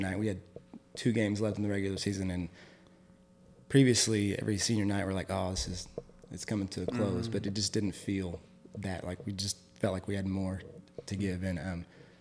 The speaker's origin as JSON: {"language": "English", "town": "Chickasha", "region": "Oklahoma", "country": "United States", "tie": "born or raised there", "said": "when I was growing up, I'm actually from Chickasha. I graduated cool. Chickasha, went to USAO as well"}